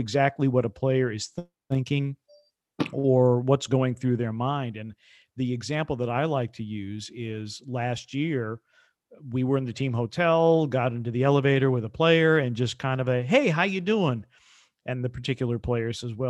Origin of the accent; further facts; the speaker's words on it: Wisconsin, United States; I'm from Wisconsin